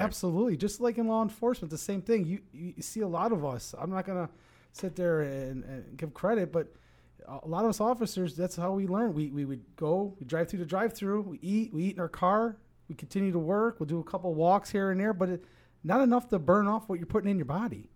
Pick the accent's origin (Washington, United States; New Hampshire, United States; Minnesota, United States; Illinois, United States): Illinois, United States; Oak Lawn; I was born and raised in Oaklawn